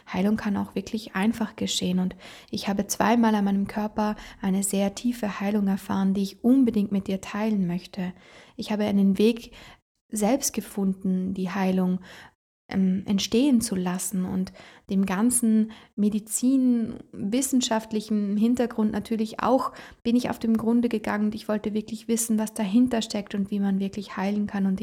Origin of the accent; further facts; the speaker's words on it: Trentino-Alto Adige, Italy; da, wo ich herkomme, aus Italien, aus Südtirol, da habe ich eine sehr intensive Ausbildung gemacht.